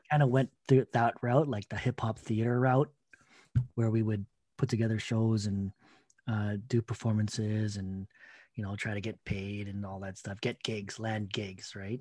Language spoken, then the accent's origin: English; Toronto, Ontario, Canada; I'm a kid from Scarborough, Filipinos kid from Scarborough, Toronto, um, Ontario